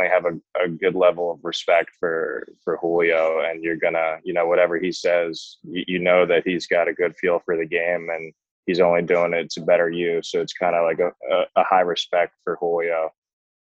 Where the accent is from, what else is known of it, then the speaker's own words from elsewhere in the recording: Toms River, New Jersey, United States; growing up in Tom's River, it's, you know, a lot of Yankees over there